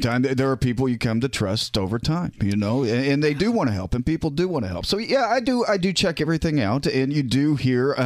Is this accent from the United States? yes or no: yes; Rochester, Indiana, United States; also born or lived in Warsaw, Indiana; now in Indianapolis, United States; Reared in Rochester, Indiana.